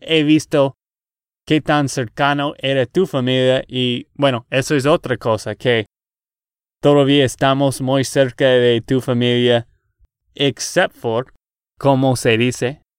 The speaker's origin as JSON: {"language": "Spanish", "region": "Texas", "country": "United States", "said": "de Texas, Estados Unidos"}